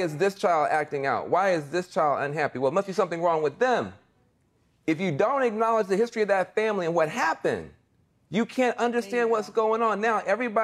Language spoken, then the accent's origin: English; Pittsburgh, Pennsylvania, United States; I come from Pittsburgh, Pennsylvania